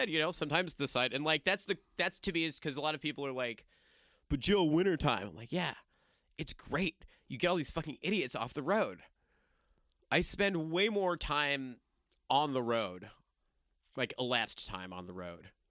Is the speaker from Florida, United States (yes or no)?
yes; Florida, United States; Zora Neale Hurston was from outside my hometown in Florida.